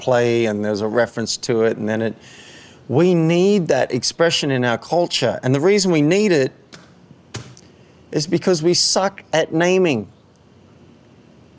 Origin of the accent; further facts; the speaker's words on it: Cessnock, New South Wales, Australia; moved away as an adult; also born or lived in Park Avenue, New York; You're like me growing up in Australia